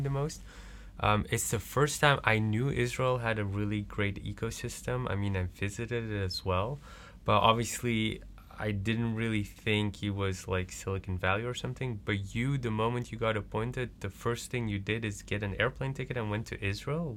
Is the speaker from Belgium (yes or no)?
yes; Belgium; now in Netherlands; I'm originally from Belgium